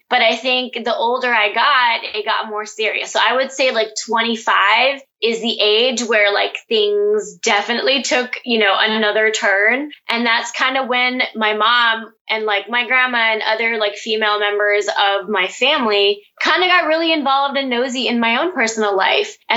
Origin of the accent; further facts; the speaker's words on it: Pakistan; And so I think this is where definitely me being a Pakistani Muslim woman comes into play. It's something that I've grown up around.